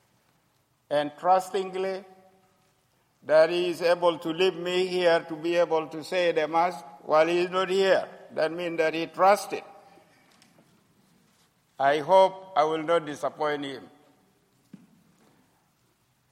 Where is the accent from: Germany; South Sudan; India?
South Sudan; I come from the country which has been separated from the Sudan, which is now called South Sudan.